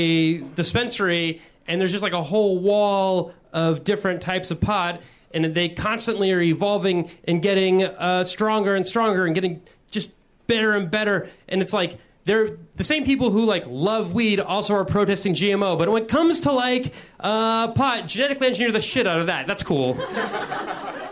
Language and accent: English; Midwest, United States; I'm from the Midwest